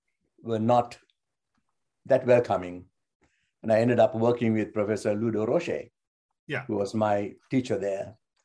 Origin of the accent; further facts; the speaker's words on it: Sri Lanka; moved away; I'm from Sri Lanka.